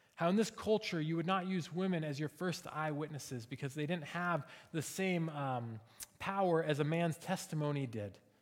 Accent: Seattle, Washington, United States; now in Springfield, United States; we're from Seattle

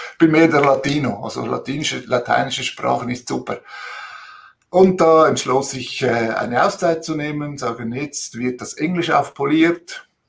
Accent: Switzerland; also born or lived in Italy (ancestry) / Zurich; als Zweitgeneration Italiener hier in der Schweiz

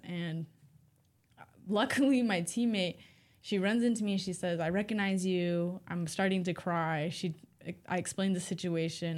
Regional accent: Rampart, Alaska, United States; now in Fairbanks, United States; I was raised by my grandparents so that my mom could finish getting her education, and I was in Rampart, a small community

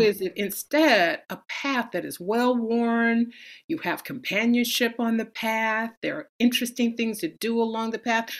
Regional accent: San Francisco, California, United States; I grew up in San Francisco

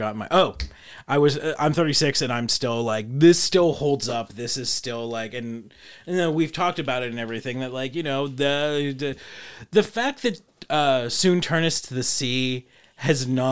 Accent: United States; I'm an American

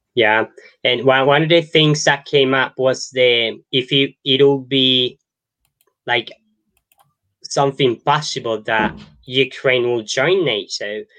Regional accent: Colombia; I was born in Colombia and I grew up in Colombia

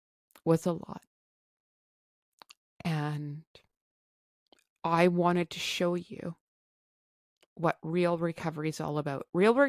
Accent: Canada; I am Canadian.

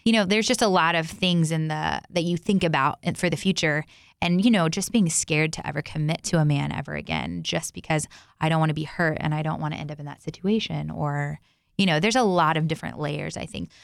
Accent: Texas, United States; Growing up, I grew up in, um, I grew up in Texas.

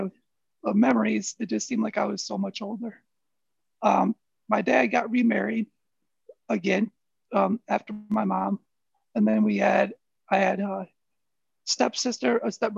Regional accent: Flint, Michigan, United States; growing up in Flint

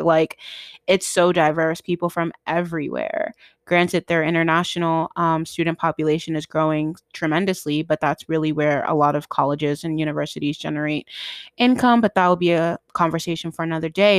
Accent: Boston, Massachusetts, United States; I'm from Boston, Mass, and I still live in Boston

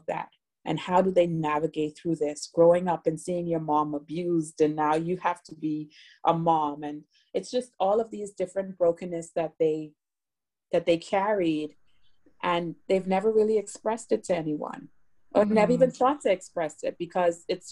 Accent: Bahamas; also born or lived in South Florida; now in Miami, United States; I was born in South Florida, but raised in the Bahamas

